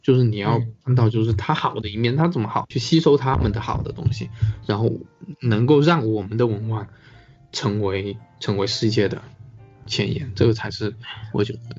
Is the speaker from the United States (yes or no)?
no; China; 其实中国有中国自己的文化吧，就是我们也有自己的一个习俗。